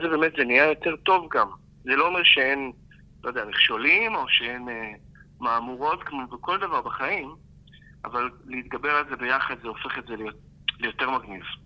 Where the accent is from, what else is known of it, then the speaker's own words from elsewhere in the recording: Israel; בתור עם ישראל, כי אנחנו עם ישראל